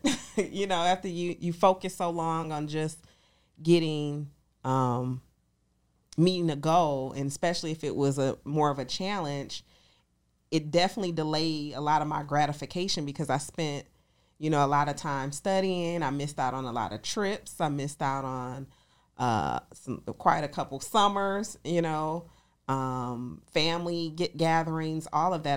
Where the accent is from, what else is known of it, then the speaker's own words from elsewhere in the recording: Detroit, Michigan, United States; moved away as an adult; now in Atlanta, United States; I'm originally from Detroit, Michigan, here in Atlanta, Georgia. I've been in Atlanta for eight years